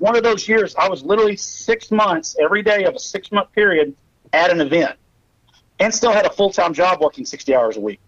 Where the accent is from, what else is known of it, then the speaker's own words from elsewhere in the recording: Pottsboro, Texas, United States; also born or lived in Sherman, Texas / Hillsboro, Kansas; I was born in Sherman, Texas, grew up in a town called Pottsboro, which is a lake community on Oklahoma Texas border